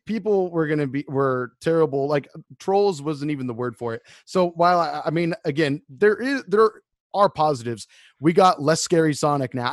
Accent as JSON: {"language": "English", "country": "United States", "said": "we're American"}